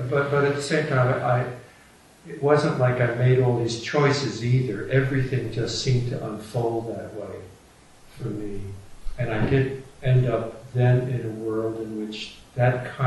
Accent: New York City, New York, United States; I grew up in Brooklyn in a small, narrow Norwegian culture

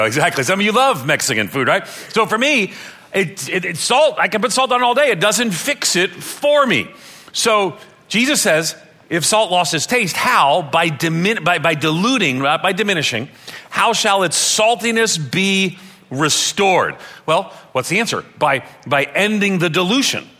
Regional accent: Ireland; I'm Irish

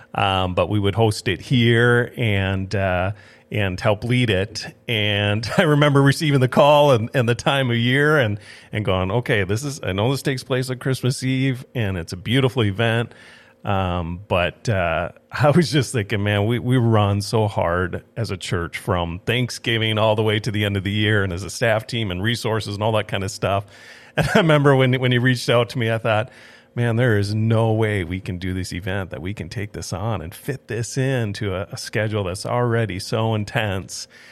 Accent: Twin Cities, Minnesota, United States; moved away as an adult; also born or lived in Saint Paul, Minnesota / Watertown, South Dakota; now in Grand Forks, United States; I grew up in the Twin Cities area, um, went to school at Northwestern there in Saint Paul

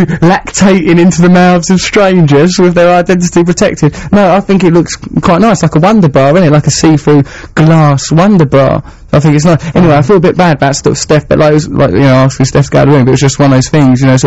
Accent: England, United Kingdom; I'm English

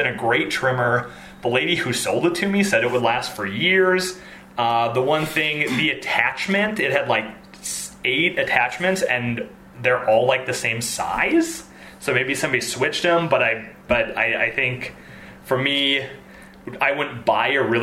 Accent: Minnesota, United States; moved away; I was born in Minnesota.

